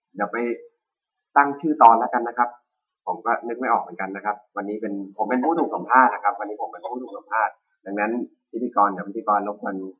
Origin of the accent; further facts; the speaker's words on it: Lampang, Thailand; now in Chiang Mai, Thailand; จริงๆผมก็ไม่ใช่คนเชียงใหม่นะ จริงๆผมเป็นคนลำปางนะครับ